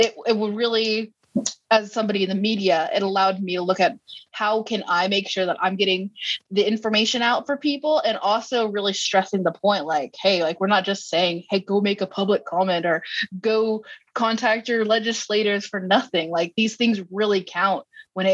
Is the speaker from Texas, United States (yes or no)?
yes; Texas, United States; as a Texan and as somebody who was also in the industry